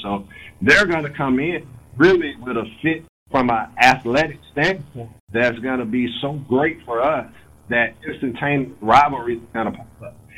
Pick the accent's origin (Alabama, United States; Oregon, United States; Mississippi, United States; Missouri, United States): Mississippi, United States; also born or lived in Gulfport, Mississippi / Sardis, Mississippi; being a young black male growing up in Mississippi in the in the '70s